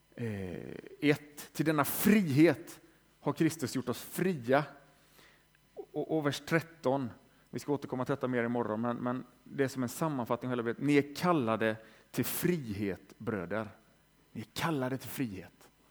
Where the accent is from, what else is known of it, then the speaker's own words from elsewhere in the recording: Västergötland, Västra Götaland, Sweden; moved away as an adult; also born or lived in Lund / Tranemo; jag är född i Västergötland, har bott i Lund i 15 år